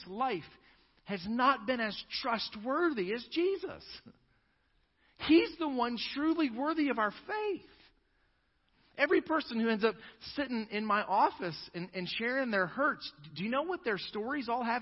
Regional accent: United States; as American Christians

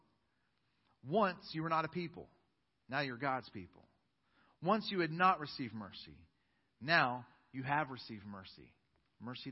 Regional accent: United States; I am an American

